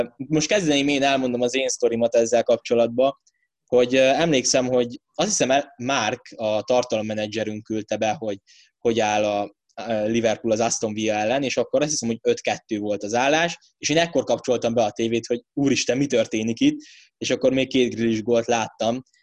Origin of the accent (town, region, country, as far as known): Hungary